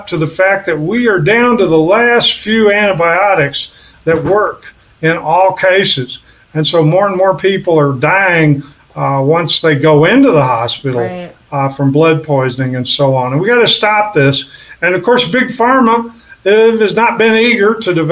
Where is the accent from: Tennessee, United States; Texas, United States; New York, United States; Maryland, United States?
Texas, United States; southeast; I grew up in Cancer Alley in southeast Texas, right on the Louisiana border.